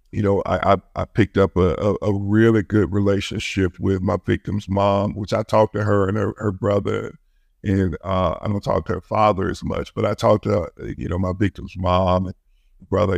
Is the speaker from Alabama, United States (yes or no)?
yes; Birmingham, Alabama, United States; I was raised in my city that I worked in Birmingham, Alabama. I grew up in Birmingham